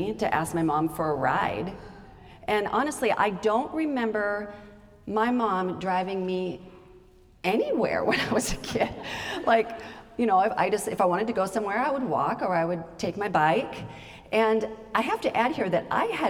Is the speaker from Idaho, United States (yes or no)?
yes; Idaho, United States; I grew up in Idaho